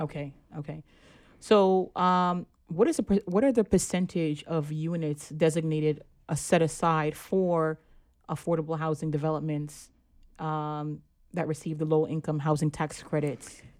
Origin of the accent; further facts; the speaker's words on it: New York City, New York, United States; also born or lived in Flatbush, Brooklyn; I grew up in Brownsville, too